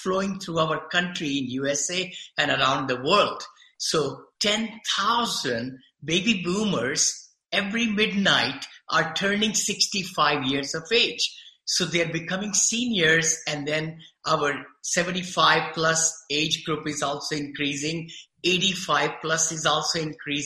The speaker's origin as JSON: {"language": "English", "country": "India", "moved": "as an adult", "lives_now": "Danville, United States", "said": "I came from India"}